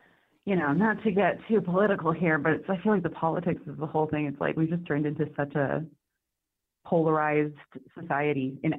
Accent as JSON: {"language": "English", "town": "Seattle", "region": "Washington", "country": "United States", "moved": "yes", "said": "I live in a really big city now, but I'm originally from Seattle"}